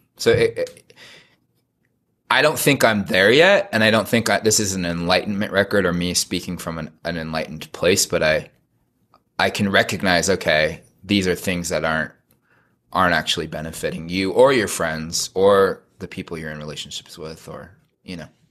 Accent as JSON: {"language": "English", "region": "California", "country": "United States", "tie": "born or raised there", "said": "I was raised in suburbia in California in a Mormon family."}